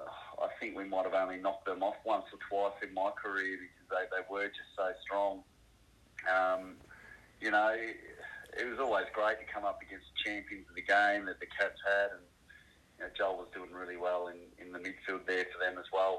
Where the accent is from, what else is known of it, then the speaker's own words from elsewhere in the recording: Bendigo, Victoria, Australia; I grew up in Bendigo, obviously with my three brothers